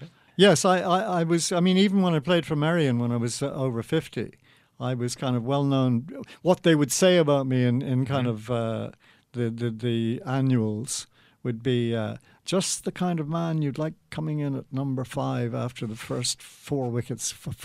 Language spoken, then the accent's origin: English; London, United Kingdom; I was born in St John's Wood, just round the corner from Lord's Cricket Ground.